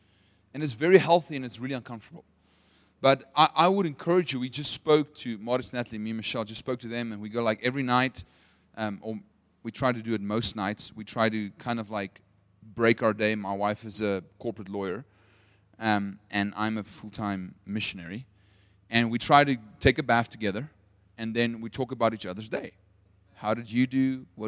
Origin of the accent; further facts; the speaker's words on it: Potchefstroom, North West, South Africa; English is a second language; also born or lived in United States; I'm a true Potchi, which means like I'm born and bred in Potch, which makes me very Afrikaans, but I lived in America for 4 years. That's why my accent sounds a little bit funny.